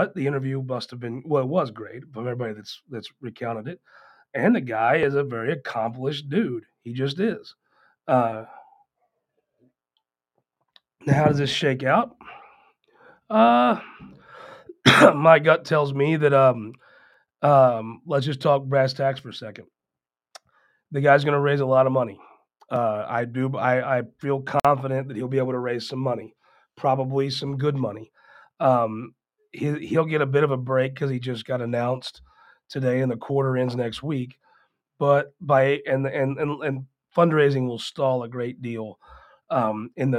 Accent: Poplar Bluff, Missouri, United States; also born or lived in Cape Girardeau; I'm from Poplar Bluff

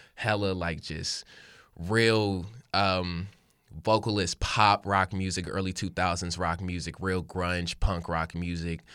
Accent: Hickory, North Carolina, United States; moved away as an adult; now in Sacramento, United States; I'm not from Sacramento. I'm from Hickory, North Carolina.

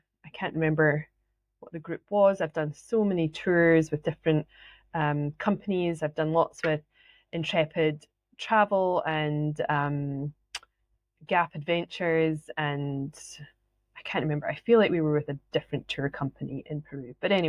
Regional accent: Scotland, United Kingdom; accent: Scottish; But anyway, this is my real Scottish accent.

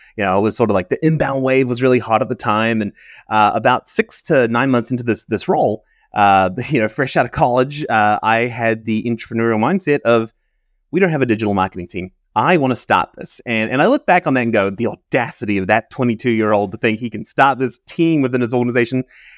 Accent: New Zealand; moved away; I have a bit of an accent. I'm from New Zealand originally. So I grew up in New Zealand, moved around. My father worked for New Zealand, so we moved around the world quite a bit.

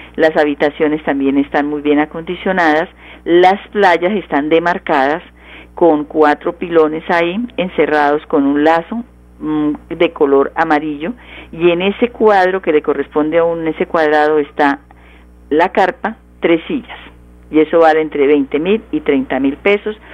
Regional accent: Santander, Colombia; porque es orgullo nuestro, orgullo de los santanderianos

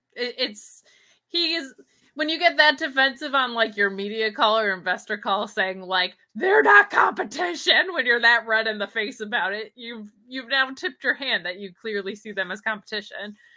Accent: Binghamton, New York, United States; moved away; my hometown of Binghamton, New York, or my former hometown, my O G hometown

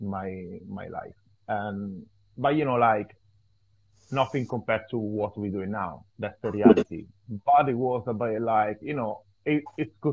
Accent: Italy; I'm from Italy, small city, Italian family

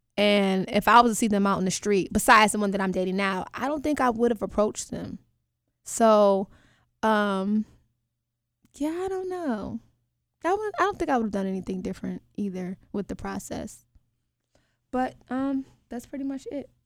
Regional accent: New York, United States; now in Atlanta, United States; I currently live in Atlanta, Georgia, but I'm from New York, up top

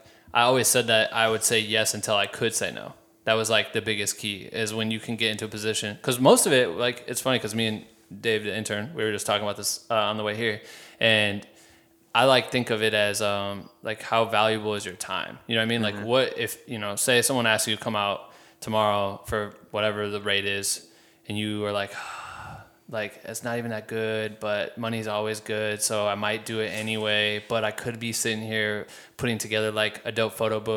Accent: Iowa, United States

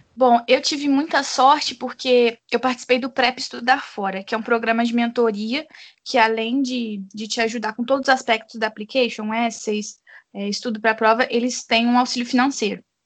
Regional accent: Brazil; no meu caso eu nunca nem saí do Brasil

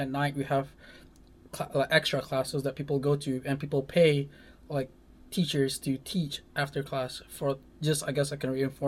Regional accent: Malaysia; English is a second language; moved away as an adult; now in Ames, United States; I'm from Malaysia, and I'm an international student here in Iowa State

